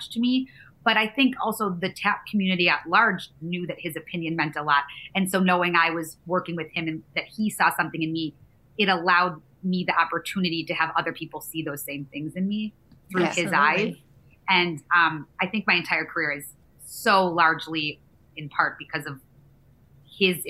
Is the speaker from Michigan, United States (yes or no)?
yes; Michigan, United States; moved away as an adult; now in New York, United States; I'm from Michigan and I had just gotten to New York.